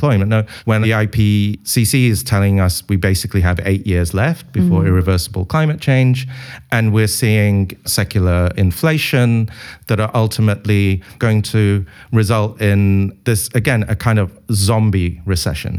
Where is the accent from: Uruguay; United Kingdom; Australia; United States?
United Kingdom; being British